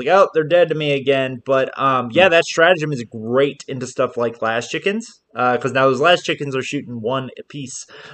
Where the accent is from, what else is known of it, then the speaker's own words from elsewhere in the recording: Southern California, United States; I'm from SoCal